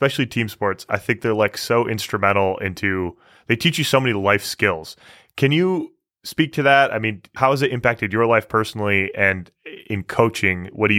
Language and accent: English; Michigan, United States; moved away as an adult; also born or lived in Canada; growing up in Michigan. But when I moved to Canada for grad school, I lived with a bunch of Europeans.